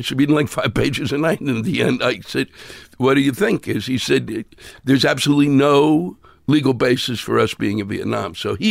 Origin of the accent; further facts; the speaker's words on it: Silver Spring, Maryland, United States; Silver Spring, Maryland.